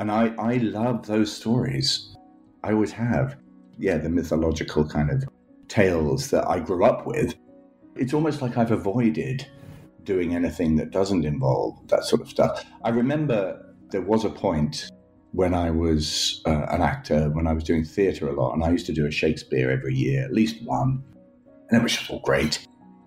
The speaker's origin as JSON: {"language": "English", "country": "United Kingdom", "tie": "born or raised there", "also_born_or_lived": "Scotland / England", "said": "growing up in Scotland and England"}